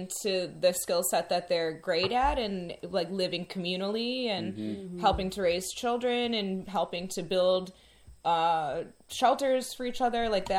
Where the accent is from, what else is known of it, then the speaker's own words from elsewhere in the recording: Midwest, United States; I'm from the Midwest.